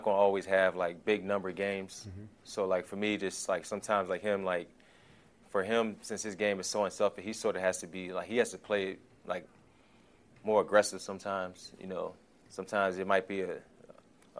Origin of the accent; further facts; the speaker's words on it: Richmond, Virginia, United States; also born or lived in Washington, D.C.; I was born in Washington, D.C., but I'm from Richmond, Virginia